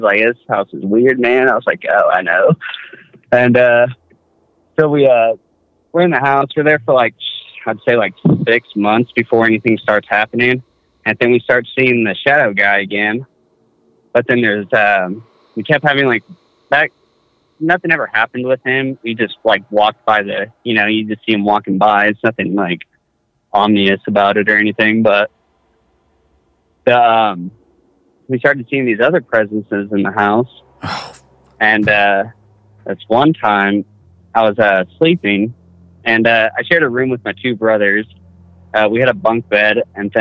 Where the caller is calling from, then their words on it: Boise, Idaho, United States; I'm calling from Boise, Idaho